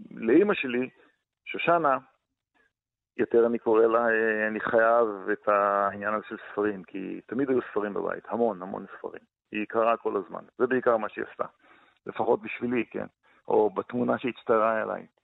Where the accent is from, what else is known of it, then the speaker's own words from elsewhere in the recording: Kibbutz Gvulot, Negev, Southern District, Israel; המרחבים האלה הם המרחבים שלתוכם גדלתי בבדידות גדולה